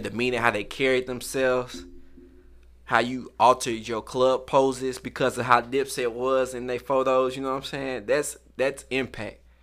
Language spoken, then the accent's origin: English; St. Louis, Missouri, United States; I'm from St. Louis